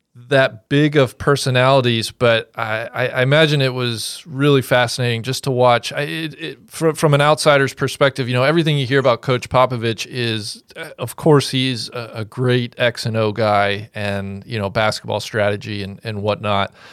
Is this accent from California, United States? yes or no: no; Cincinnati, Ohio, United States; I grew up in Cincinnati, uh, born and raised